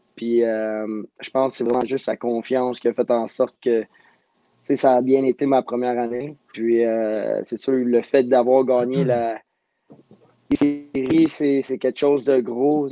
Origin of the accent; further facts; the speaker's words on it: Montreal, Quebec, Canada; je viens, je viens de Montréal